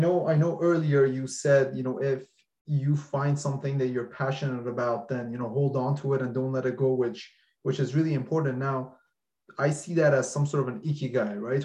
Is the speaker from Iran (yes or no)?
yes; Iran; I'm from Iran